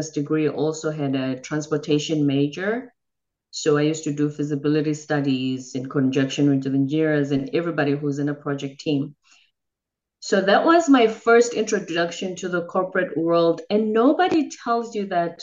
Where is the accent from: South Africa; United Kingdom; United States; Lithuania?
South Africa; moved away; I'm from the Zulu tribe in South Africa